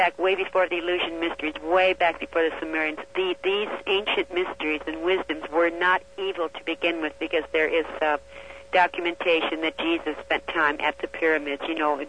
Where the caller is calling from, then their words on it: Las Vegas, Nevada, United States; I'm calling from Las Vegas.